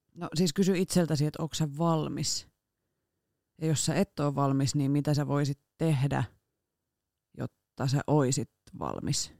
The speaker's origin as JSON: {"language": "Finnish", "town": "Rauma", "region": "Satakunta", "country": "Finland", "tie": "born or raised there", "moved": "yes", "lives_now": "Turku, Finland", "said": "mä oon sieltä kotoisin ja siellä opetellut ajamaan"}